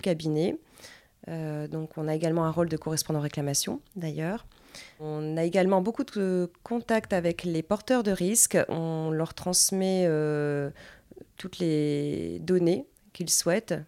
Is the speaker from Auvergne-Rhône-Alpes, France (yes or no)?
no; Dunkirk, Hauts-de-France, France; also born or lived in Lille; je viens de Dunkerque. Je suis née à Dunkerque